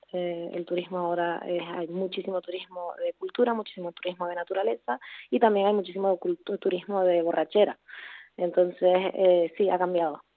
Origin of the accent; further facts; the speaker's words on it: Puerto de la Cruz, Canary Islands, Spain; also born or lived in Barcelona / Berlin; soy eh, canaria, concretamente de Tenerife, donde eh, crecí y donde vivo ahora